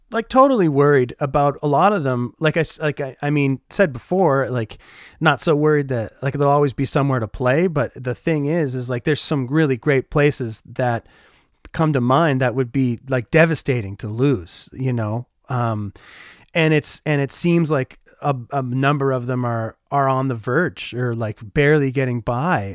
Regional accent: Oshawa, Ontario, Canada; moved away as an adult; now in Winnipeg, Canada; I grew up in Oshawa, Ontario, and call Winnipeg, Manitoba, Canada, home now for about eight years.

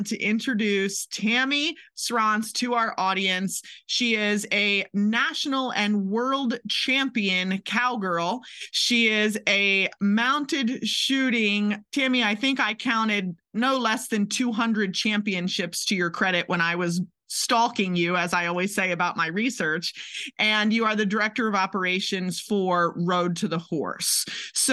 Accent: Maryland, United States; now in Kentucky, United States; I'm from Maryland and have spent half my life in Kentucky

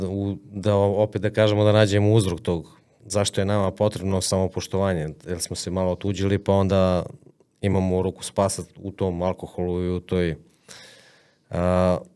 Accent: Serbia; ja želim da uhvatim ribu u Moravi, u mojoj reci

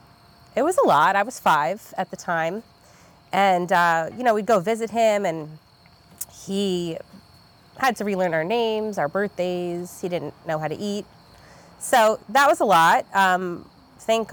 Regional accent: Malverne, New York, United States; born and raised. So I was born in Malvern

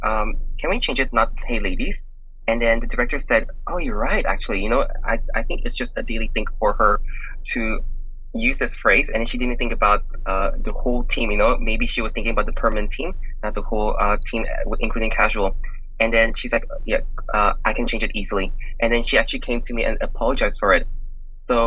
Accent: Indonesia; now in Melbourne, Australia; my ethnicity is Indonesian

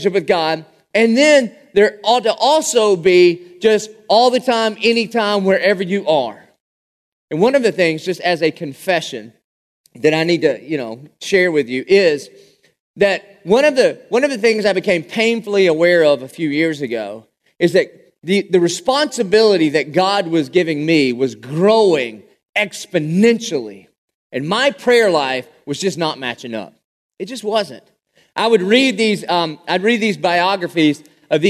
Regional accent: Dillon, South Carolina, United States; I grew up in Dillon, South Carolina

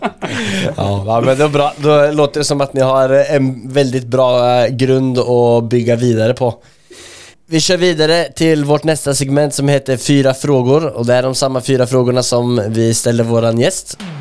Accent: Linköping, Östergötland, Sweden; min hemstad Linköping.

